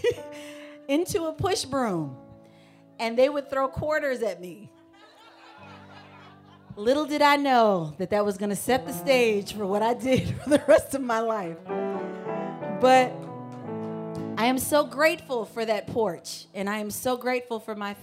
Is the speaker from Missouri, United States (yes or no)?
yes; St. Louis, Missouri, United States; I grew up in St. Louis, Missouri, but my family, my entire family is from Georgia